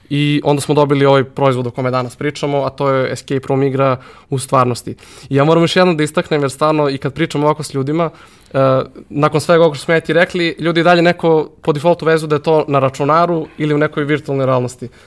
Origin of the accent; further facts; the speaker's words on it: Serbia; Kod nas u Srbiji